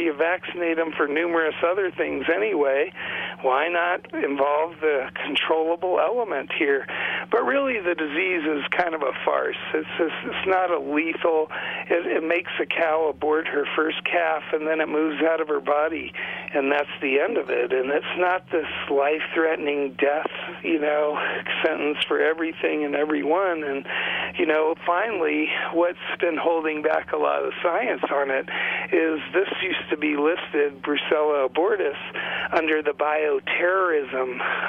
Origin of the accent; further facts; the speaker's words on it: Great Plains, United States; from a nation that calls itself Tatanko Oyate, and the closest that translates to your language is I come from the Buffalo Nation.